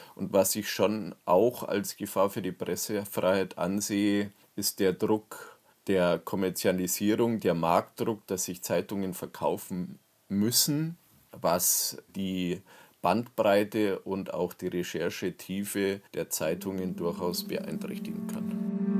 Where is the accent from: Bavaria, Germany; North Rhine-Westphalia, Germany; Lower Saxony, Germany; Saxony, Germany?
Bavaria, Germany; Isen; in Isen, wo ich aufgewachsen bin, bei Erding